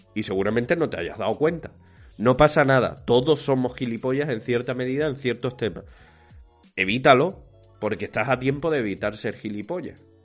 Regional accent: Spain; somos los españoles y especialmente los andaluces

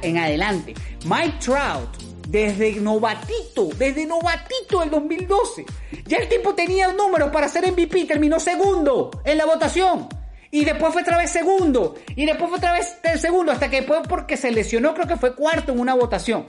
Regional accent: Venezuela; como venezolano

